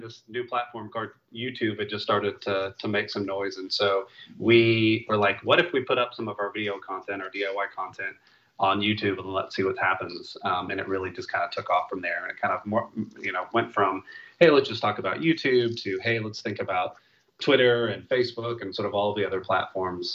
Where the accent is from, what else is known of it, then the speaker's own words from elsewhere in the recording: Topeka, Kansas, United States; moved away as an adult; also born or lived in Nashville; now in Atlanta, United States; I grew up in the Midwest. So I grew up in Kansas, in Topeka, which is the capital